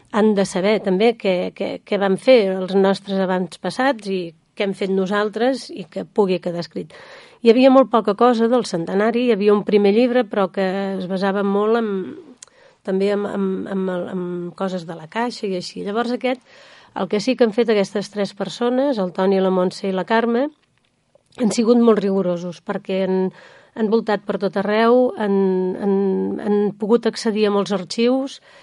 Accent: Sant Sadurní d'Anoia, Catalonia, Spain; les persones que som de Sant Sadurní i que vivim

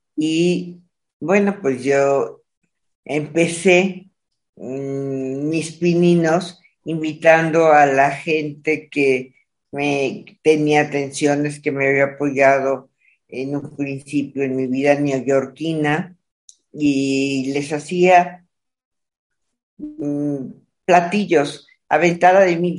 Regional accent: Monterrey, Nuevo León, Mexico; moved away; nací allá, eh, nací en Monterrey, abajo del, cobijada por el Cerro de la Silla.

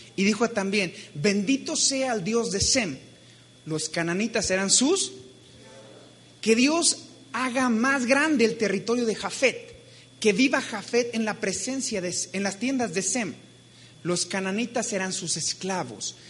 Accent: Mexico; como mexicanos

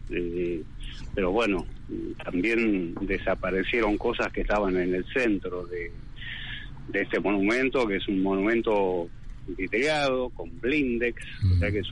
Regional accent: Entre Ríos, Argentina; todos los compañeros de, mi pueblo, Entre Ríos.

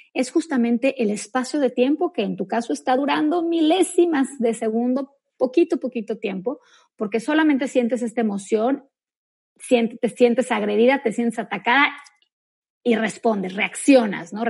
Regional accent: Mexico; yo soy mexicana también como tú

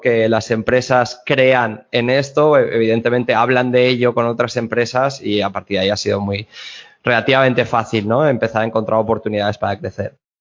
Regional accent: Alzira, Valencian Community, Spain; Yo estoy en, en mi pueblo, en Alcira, a media hora de Valencia

